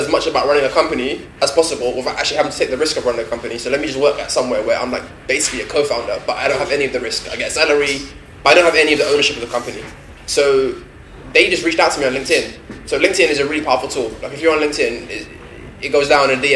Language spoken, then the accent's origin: English; London, United Kingdom; I'm born and raised in London